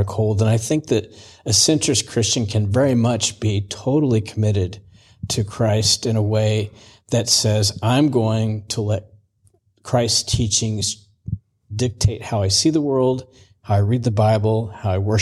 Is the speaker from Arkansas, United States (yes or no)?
no; Missouri, United States; moved away; also born or lived in Virginia; I grew up in Missouri, moved to Virginia